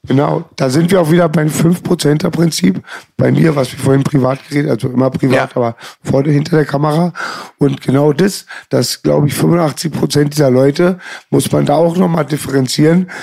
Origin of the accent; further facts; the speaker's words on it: Berlin, Germany; bei uns in Berlin